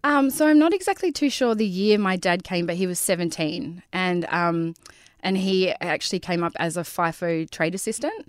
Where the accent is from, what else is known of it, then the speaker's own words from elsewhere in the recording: Karratha, Western Australia, Australia; I grew up in Bulgara